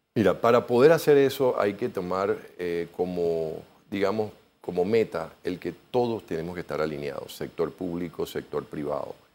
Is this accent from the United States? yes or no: no; Panama